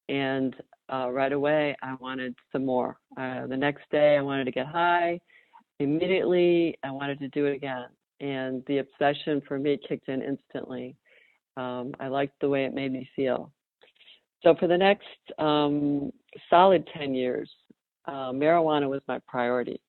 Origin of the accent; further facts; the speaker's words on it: Chicago suburbs, Illinois, United States; now in Raleigh, United States; I grew up in the Chicago suburbs.